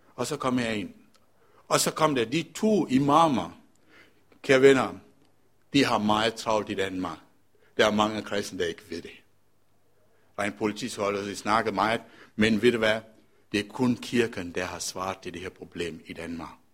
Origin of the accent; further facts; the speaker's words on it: Colombo, Western Province, Sri Lanka; now in Denmark; jeg er født og opvokset i Colombo